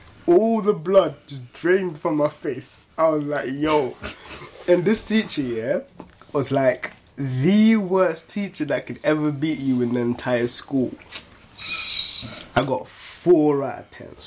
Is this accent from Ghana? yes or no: yes; Ghana; I grew up in Ghana.